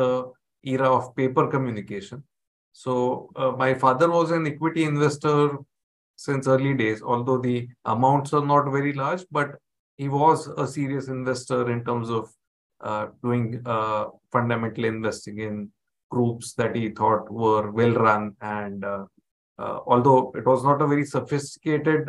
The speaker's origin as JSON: {"language": "English", "town": "Mumbai", "region": "Maharashtra", "country": "India", "tie": "born or raised there", "said": "I've been born and brought up in Mumbai. So been a Mumbai boy all along"}